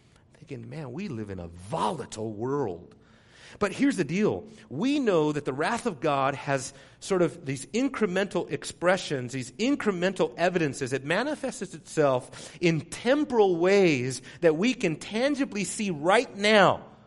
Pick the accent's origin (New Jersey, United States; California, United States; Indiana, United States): California, United States; Southern; growing up in Southern California, that's, you know, earthquake country there